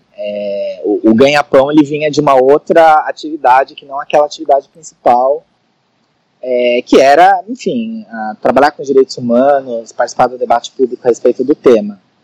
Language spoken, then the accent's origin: Portuguese; São Paulo, Brazil; eu sou de São Paulo, né? Da São Paulo capital